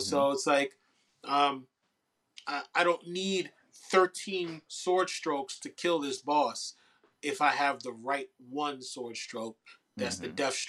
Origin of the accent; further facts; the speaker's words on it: New York City, New York, United States; as a New Yorker, as a New York MC, as a New York creative